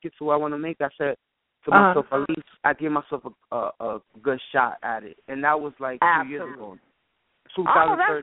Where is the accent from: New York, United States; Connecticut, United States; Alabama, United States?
New York, United States; New York City; I'm born and raised in New York City, born and raised Washington Heights, Uptown